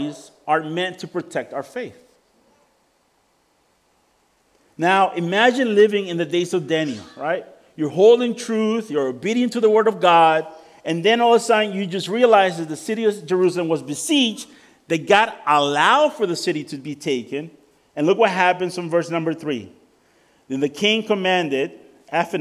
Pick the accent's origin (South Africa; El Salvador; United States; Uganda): El Salvador; moved away; I come from El Salvador.